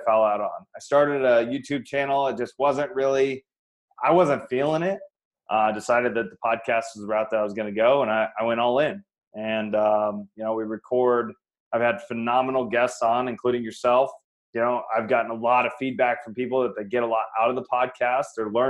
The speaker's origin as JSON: {"language": "English", "region": "Iowa", "country": "United States", "tie": "born or raised there", "moved": "as an adult", "lives_now": "Phoenix, United States", "said": "I'm from Iowa originally. Born and raised, went to college there"}